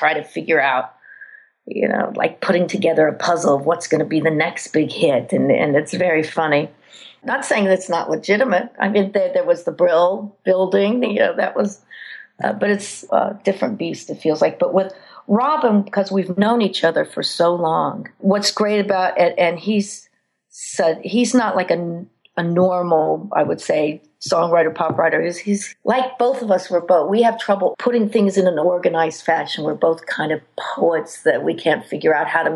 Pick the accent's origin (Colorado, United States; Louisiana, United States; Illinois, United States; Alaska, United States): Colorado, United States; moved away; also born or lived in New York City; I'm from Colorado